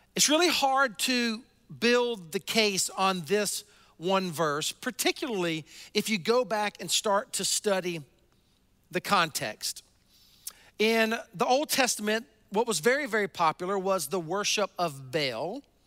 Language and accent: English; the South, United States; I grew up in the South, um, in kind of the buckle of the Bible Belt